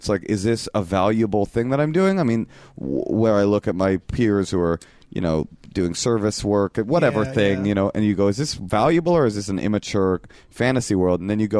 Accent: California, United States; because I grew up in California.

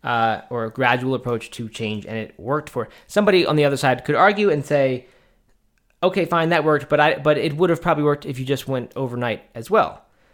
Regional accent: Baltimore, Maryland, United States; I grew up in the Baltimore, Maryland area, and that was what we did, and it was just summertime tradition.

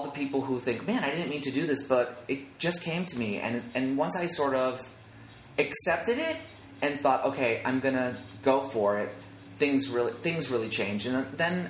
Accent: Scranton, Pennsylvania, United States; I was singing in rock bands when I was growing up in Scranton, Pennsylvania

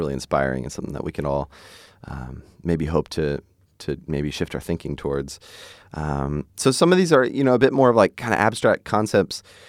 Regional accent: Hershey, Pennsylvania, United States; I grew up in Hershey, Pennsylvania, so it's like, that's where they make the candy

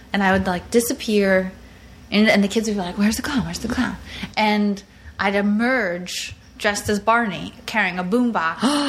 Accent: Long Island, New York, United States; I grew up on Long Island

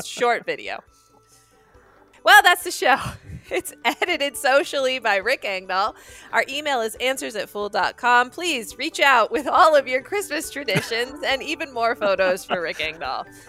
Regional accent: United States; as an American

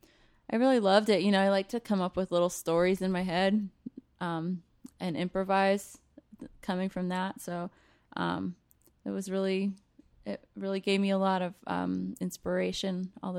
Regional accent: North Carolina, United States; moved away as an adult; also born or lived in Rochester, New York / Vienna, Austria; now in Philadelphia, United States; I'm from North Carolina originally.

